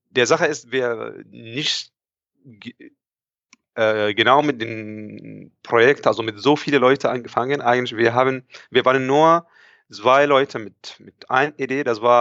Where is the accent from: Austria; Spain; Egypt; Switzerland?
Egypt; moved away as an adult; now in Germany; Okay, also ich bin da, ich komme eigentlich aus Ägypten ursprünglich. Ich bin hier in Deutschland seit schon etwa ja, fünf Jahren.